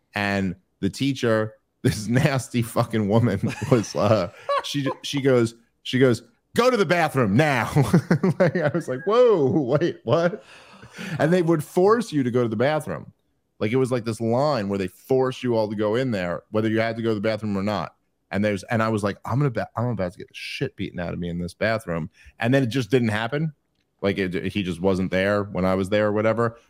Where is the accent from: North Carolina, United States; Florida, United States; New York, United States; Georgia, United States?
New York, United States; New York City; moved away as an adult; born in the eighties in Brooklyn